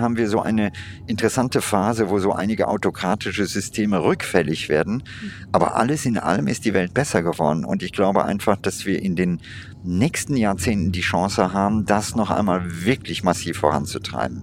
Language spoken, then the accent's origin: German; India; in meiner Kindheit in Indien